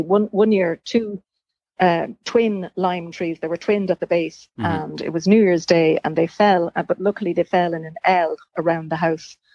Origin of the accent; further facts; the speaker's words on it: Dunshaughlin, County Meath, Ireland; also born or lived in Dublin; now in Slane, Ireland; I'm from County Meath my, myself, uh, Dunshaughlin, and you know, moved to Dublin